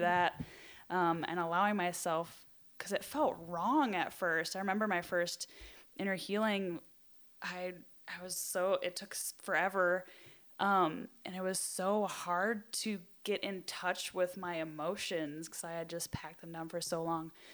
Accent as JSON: {"language": "English", "region": "Wisconsin", "country": "United States", "said": "I hail from Wisconsin"}